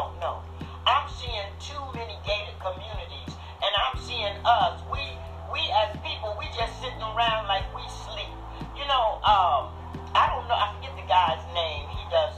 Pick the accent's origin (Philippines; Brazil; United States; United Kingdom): United States; New York City, New York; moved away; also born or lived in Bronx / Brooklyn / Stamford, Connecticut; I grew up north in Harlem, not far from 125th Street.